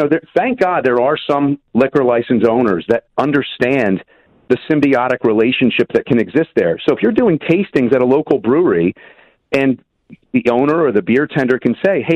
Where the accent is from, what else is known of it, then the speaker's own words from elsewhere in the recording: Philadelphia, Pennsylvania, United States; I'm from the Philadelphia area where it's king of the soft pretzel